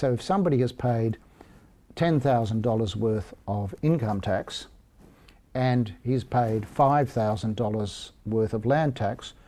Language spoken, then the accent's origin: English; Sydney, New South Wales, Australia; also born or lived in Canberra; I'm living in a house that's pretty crappy compared to what I grew up in on the North Shore of Sydney